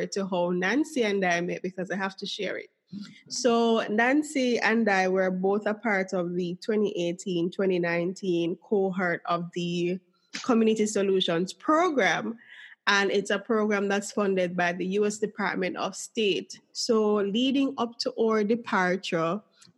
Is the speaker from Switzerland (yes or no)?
no; Jamaica; my home country, Jamaica